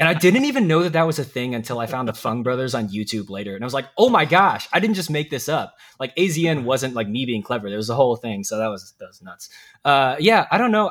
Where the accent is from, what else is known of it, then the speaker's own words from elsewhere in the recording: Dallas, Texas, United States; moved away as an adult; also born or lived in Daegu, South Korea / Southern Illinois; now in Missouri, United States; I grew up there, um, in the, uh, like I said, the Dallas area